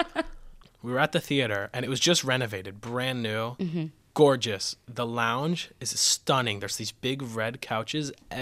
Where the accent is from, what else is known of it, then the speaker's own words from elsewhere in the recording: Boca Raton, Florida, United States; Boca Raton, Florida.